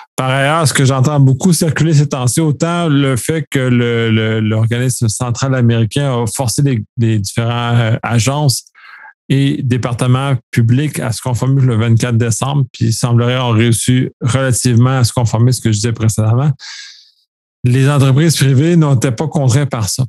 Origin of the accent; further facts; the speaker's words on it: Quebec, Canada; en tant que Québécois